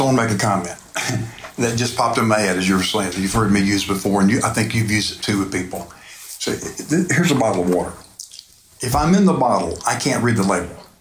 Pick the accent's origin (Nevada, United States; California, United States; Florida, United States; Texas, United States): Florida, United States; Phoenix Springs area; where I grew up over in the Phoenix Springs area